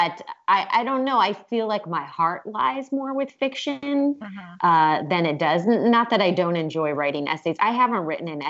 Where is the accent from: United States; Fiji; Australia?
United States; Cleveland, Ohio; moved away as an adult; also born or lived in Maine / Massachusetts; now in Los Angeles, United States; I am from Cleveland, Ohio